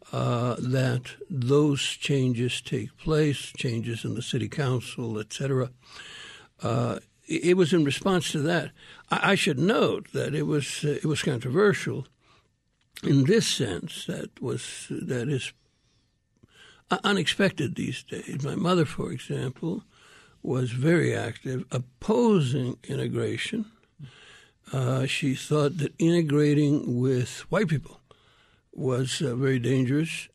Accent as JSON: {"language": "English", "town": "Miami", "region": "Arizona", "country": "United States", "tie": "born or raised there", "also_born_or_lived": "Sinaloa, Mexico", "said": "my memories are Miami, Arizona, and, uh, and, uh, a very, very rural rancheria in, uh, Sinaloa, Mexico. That's, that's my childhood"}